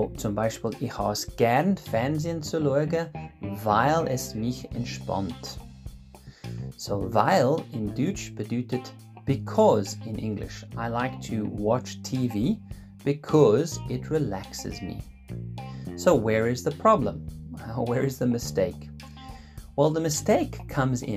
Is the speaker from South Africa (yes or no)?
yes; Cape Town, Western Cape, South Africa; also born or lived in Switzerland; now in Lucerne, Switzerland; I'm originally from Cape Town